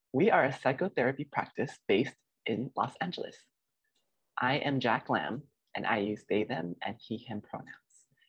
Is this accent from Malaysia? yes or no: yes; Malaysia; now in United States; I am a Malaysian Chinese immigrant